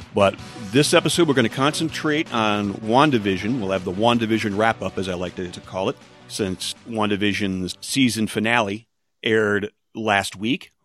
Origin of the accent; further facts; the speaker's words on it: United States; as an American